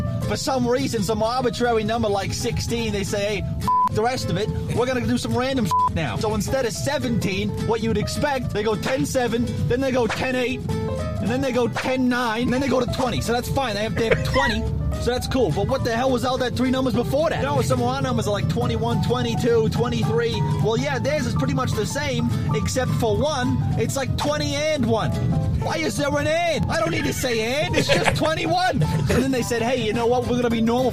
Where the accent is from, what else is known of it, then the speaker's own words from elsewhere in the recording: New York, United States; I'm from New York.